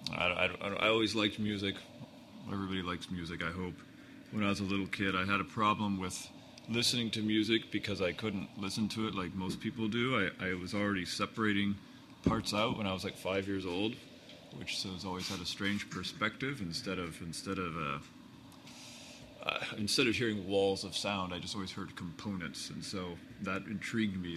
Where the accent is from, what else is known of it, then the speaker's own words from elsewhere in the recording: Hermosa Beach, California, United States; I grew up in Hermosa Beach and I was a boy in the 70s